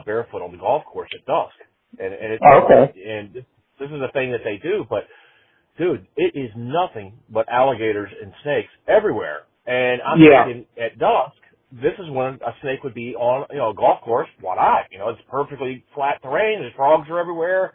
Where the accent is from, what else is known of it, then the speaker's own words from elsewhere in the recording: United States; the life that I've lived, you know, as an American, as mostly a suburban / urban American